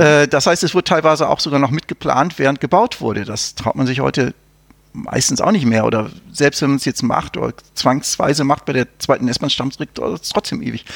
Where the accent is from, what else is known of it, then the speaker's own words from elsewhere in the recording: North Rhine-Westphalia, Germany; ich bin ja in Nordrhein-Westfalen aufgewachsen